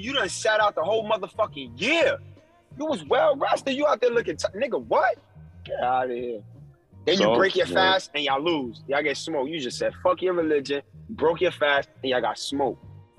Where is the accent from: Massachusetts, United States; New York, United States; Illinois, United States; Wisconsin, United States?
New York, United States; you know I'm from New York. You know I'm New York all the way.